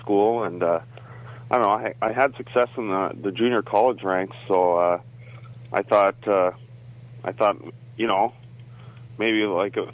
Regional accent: Guelph, Ontario, Canada; as a Canadian

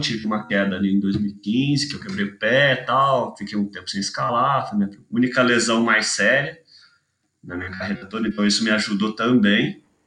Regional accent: Itajubá, Minas Gerais, Brazil; also born or lived in Manaus, Amazonas, Brazil; sou de Manaus, mudei pra Itajubá com 9 anos, 10 anos, não lembro exatamente. Porque minha família inteira, na real, é daqui do sul de Minas

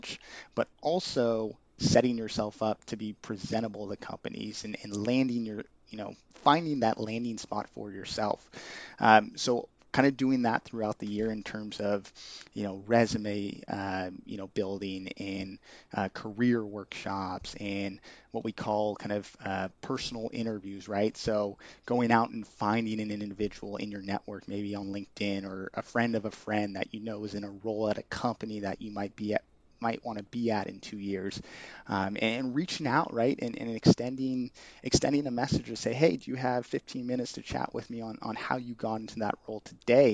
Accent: Bay Area, California, United States; I grew up in the Bay Area

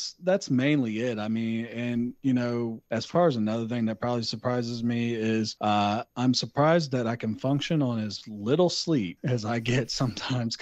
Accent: the South, United States; I'm from the South

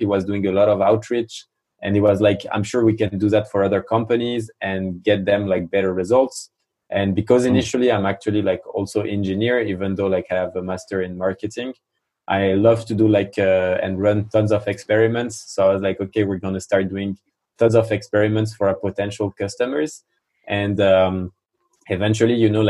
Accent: France; accent: French; English is a second language; I'm French, as you can probably hear it from my accent

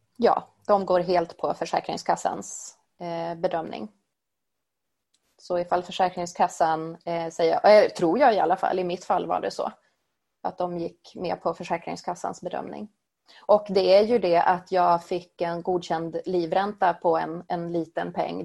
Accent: Sweden; Jag är född och uppvuxen i Sverige

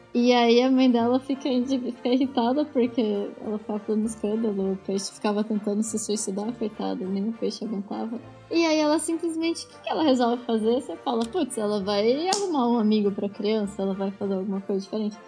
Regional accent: Brazil; como brasileiro

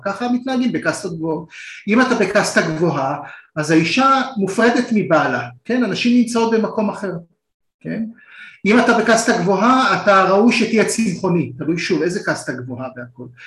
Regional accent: Israel; אנחנו שנינו ישראלים

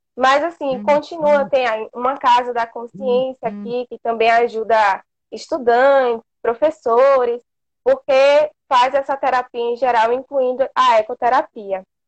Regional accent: interior of Bahia, Brazil; eu sou aqui do interior da Bahia

